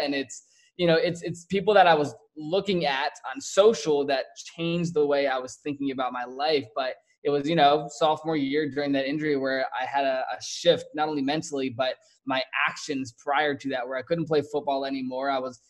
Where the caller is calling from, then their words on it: Scottsdale, Arizona, United States; I am in Scottsdale, Arizona.